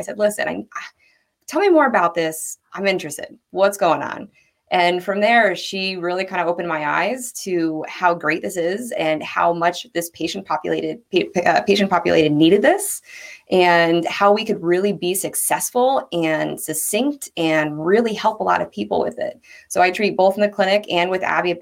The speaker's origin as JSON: {"language": "English", "town": "Montgomery", "region": "New York", "country": "United States", "said": "I was from Montgomery, New York."}